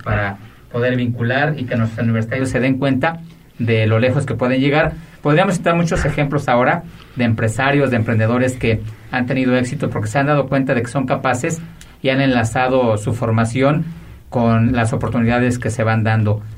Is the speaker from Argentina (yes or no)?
no; Mexico; como mexicanos